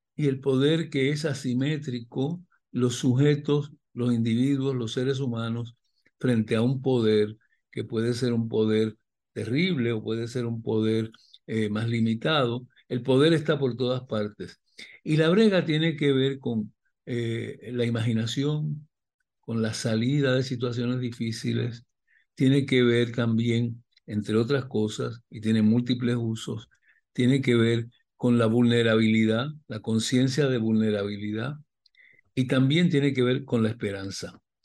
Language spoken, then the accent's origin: Spanish; Puerto Rico